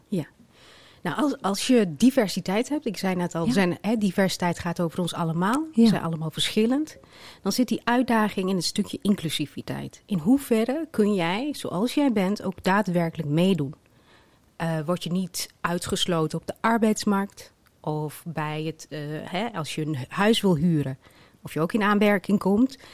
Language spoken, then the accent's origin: Dutch; Twente, Overijssel, Netherlands; Mijn ouders zijn in Marokko geboren. Ikzelf in Twente